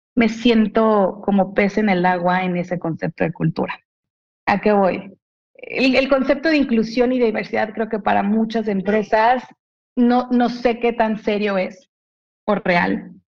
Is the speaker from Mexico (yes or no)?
yes; Mexico; soy una mujer mexicana